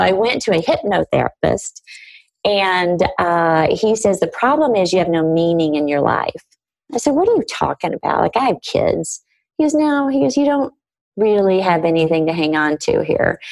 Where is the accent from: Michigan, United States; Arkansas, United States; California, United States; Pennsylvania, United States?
Arkansas, United States; I grew up in Arkansas